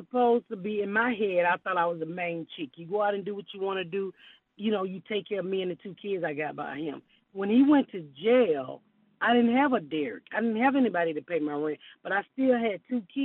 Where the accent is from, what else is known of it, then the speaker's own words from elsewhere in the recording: Atlanta, Georgia, United States; I'm from Atlanta